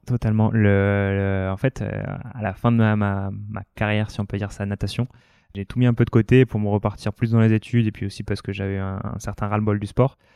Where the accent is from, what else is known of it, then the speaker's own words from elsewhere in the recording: New Caledonia; moved away as an adult; also born or lived in near Lyon, France / Réunion; now in France; je suis né à côté de Lyon. J'ai grandi après en Outre-mer, d'abord à La Réunion et puis surtout en, Nouvelle-Calédonie derrière.